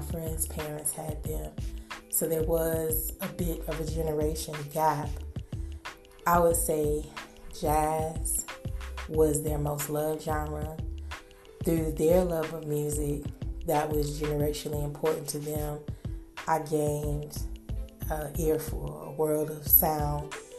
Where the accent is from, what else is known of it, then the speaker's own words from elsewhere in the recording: Milwaukee, Wisconsin, United States; I was born in the Midwest, Milwaukee, Wisconsin, circa 1970 something